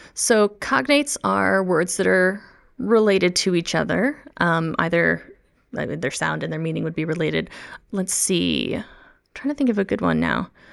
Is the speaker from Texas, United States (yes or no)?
no; the Midwest, near the Chicago area, Illinois, United States; first language English; moved away; I'm a native English speaker. I grew up in the Midwest in the United States of America, um, near the Chicago land area